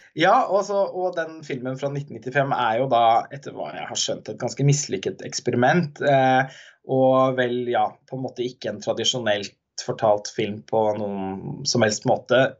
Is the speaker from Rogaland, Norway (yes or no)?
no; Halden, Østfold, Norway; moved away; min hjemby